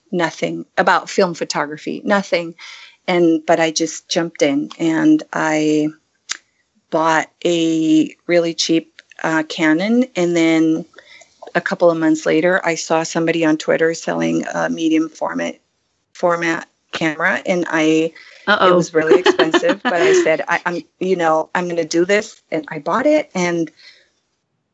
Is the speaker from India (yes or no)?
no; Canary Islands, Spain; moved away as an adult; now in California, United States; I am originally from the Canary Islands, Spain. I was born and raised there.